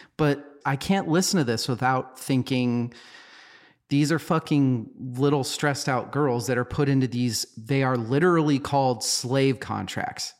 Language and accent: English; United States; we're American